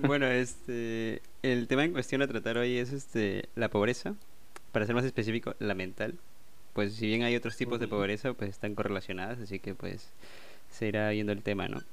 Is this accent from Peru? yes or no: yes; Peru; soy de Perú